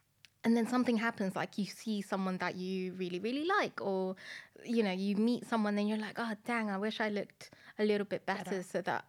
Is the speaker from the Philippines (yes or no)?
yes; Philippines; also born or lived in Madrid, Spain; now in United Kingdom; So I grew up in different countries. I was born in Madrid, and then I moved to the Philippines before coming into the UK.